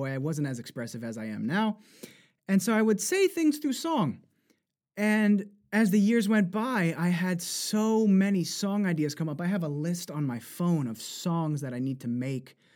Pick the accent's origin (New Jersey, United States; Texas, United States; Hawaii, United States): New Jersey, United States; accent: Jersey; so I could also, of course, put on my Jersey accent, which I had to even that too was very aspirated. That's very Jersey.